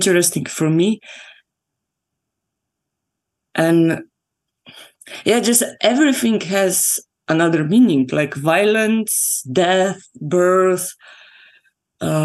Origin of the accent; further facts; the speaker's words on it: Slovenia; I grew up in Slovenia